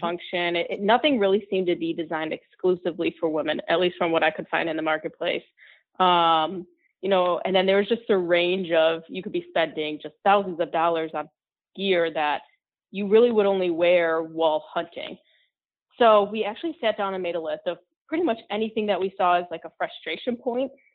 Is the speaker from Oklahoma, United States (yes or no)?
no; Grand Rapids, Michigan, United States; I grew up in West Michigan, so Grand Rapids